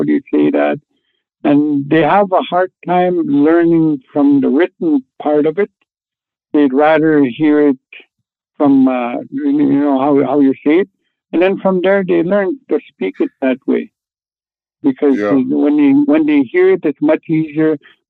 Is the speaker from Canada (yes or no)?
yes; Canoe Lake, Saskatchewan, Canada; first language Cree; English is a second language; I'm from Canoe Lake, Saskatchewan. It's northern Saskatchewan. Mostly the old people speak Cree in the community, and are not much of the children, but they are trying to teach them in school. And I was raised by my grandparents